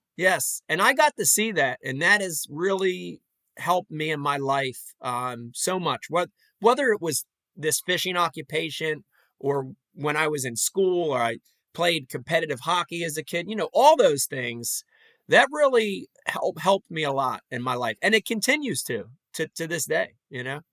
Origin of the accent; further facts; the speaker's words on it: Philadelphia, Pennsylvania, United States; I grew up in Philly